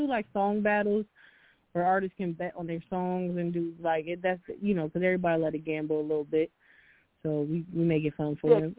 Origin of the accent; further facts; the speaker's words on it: near Philadelphia, Pennsylvania, United States; now in Los Angeles, United States; But I'm from here, but I grew up near Philly, about 40 minutes outside of Philly or whatever.